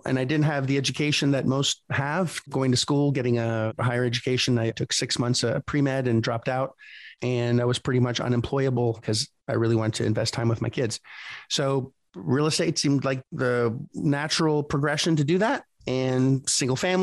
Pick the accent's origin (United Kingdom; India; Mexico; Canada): Canada; moved away; I'm originally from Canada, just north of Connecticut